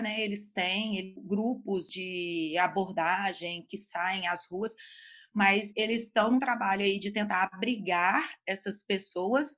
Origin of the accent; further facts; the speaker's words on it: Belo Horizonte, Minas Gerais, Brazil; Eu sou aqui de Belo Horizonte